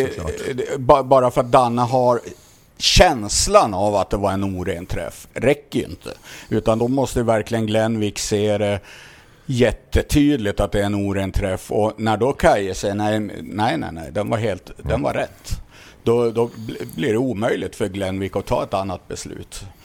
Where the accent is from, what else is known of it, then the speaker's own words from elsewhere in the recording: Sweden; oss svenskar